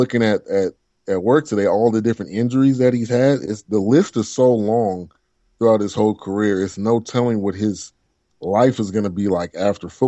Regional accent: Bay Area, California, United States; moved away as an adult; now in Dallas, United States; I'm in Dallas. I grew up in the Bay Area

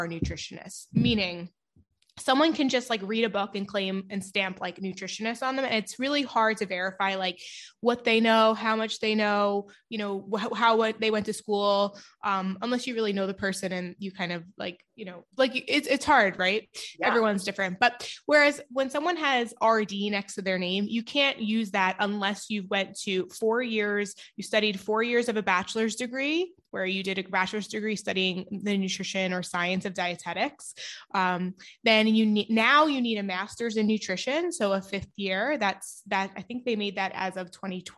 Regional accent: New York, United States; I'm from New York

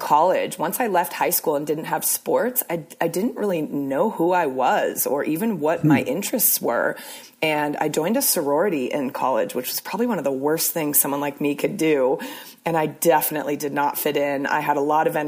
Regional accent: Portland, Oregon, United States; moved away as an adult; also born or lived in Arizona; I went to college in Arizona, but I grew up in Portland, Oregon

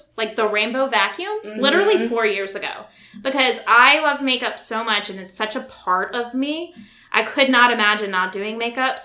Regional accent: Baton Rouge, Louisiana, United States; Born and raised Baton Rouge, Louisiana

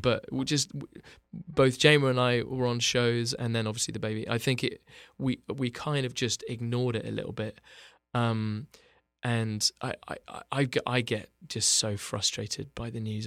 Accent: Bath, South West England, United Kingdom; born or raised there; moved away as an adult; now in Los Angeles, United States

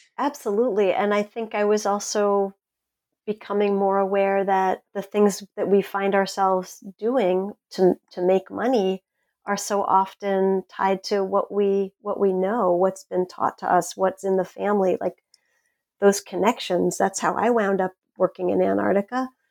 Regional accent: Brookhaven, New York, United States; I grew up right on, just smack up against the salt marsh about halfway out on the South Shore in Brookhaven Hamlet

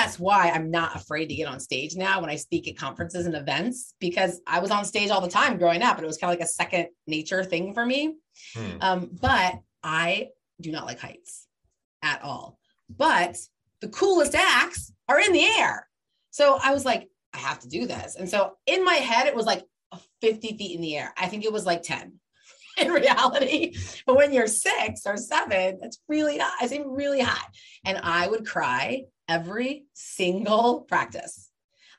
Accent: Redlands, California, United States; So we moved to Southern California when I was little. I was like 4, I think. My sister was 2. And a couple of years in, it was a little town called Redlands, which is in the 909

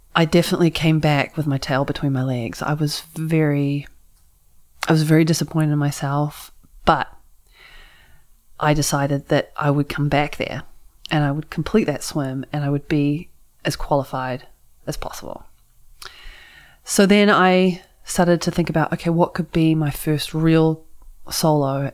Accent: New Zealand; now in San Francisco, United States; I had my New Zealand flag and everything.

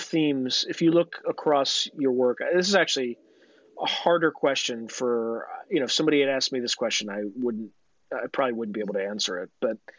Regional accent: East Coast, United States; now in West Coast, United States; I'm originally from the East Coast and I moved out to the West Coast

